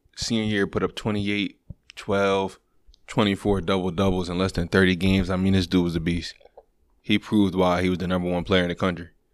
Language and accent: English; Oswego, New York, United States; I was born in Oswego